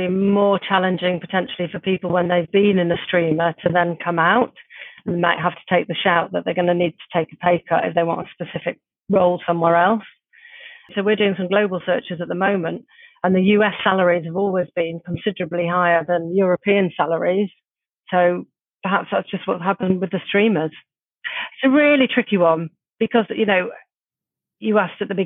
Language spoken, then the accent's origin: English; Middlesbrough, North East England, United Kingdom; also born or lived in London; now in Brighton, United Kingdom; I'm from Middlesbrough originally